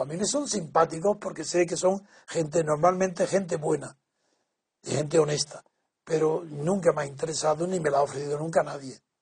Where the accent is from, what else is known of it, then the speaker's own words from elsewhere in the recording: Spain; creo que conozco muy bien a mi pueblo, mi sociedad, lo que, mi país, mi cultura, la eh, España